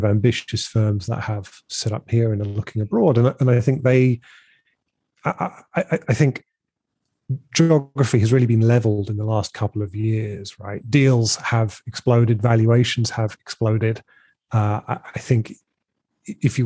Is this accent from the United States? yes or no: no; United Kingdom; clearly I am British. I'm building a business in Britain as well